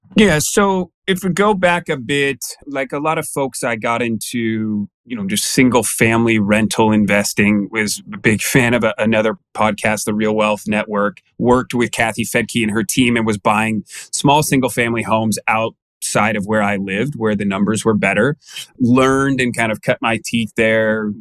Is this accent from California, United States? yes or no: yes; Danville, California, United States; moved away as an adult; also born or lived in North Carolina; now in Arizona, United States; California Bay Area guy. Grew up in the East Bay there